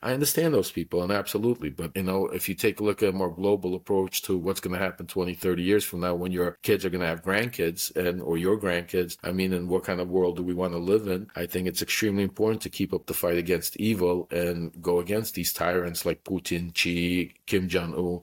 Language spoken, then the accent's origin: English; United States; also born or lived in Ukraine; I immigrated here when I was three years old, so I'm fully American and grew up here